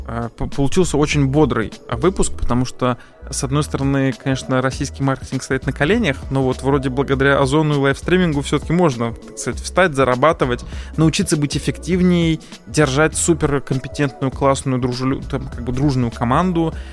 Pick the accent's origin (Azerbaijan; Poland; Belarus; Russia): Azerbaijan; я поскольку сам азербайджанец